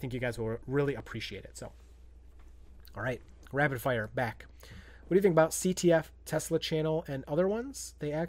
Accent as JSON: {"language": "English", "region": "Michigan", "country": "United States", "said": "I'm from Northern Lower Peninsula."}